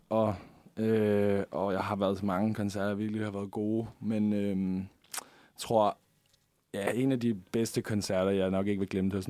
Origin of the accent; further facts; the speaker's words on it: Denmark; Ja, altså, man ved jo godt, hvad jeg vil sige, når jeg er dansker, ikke?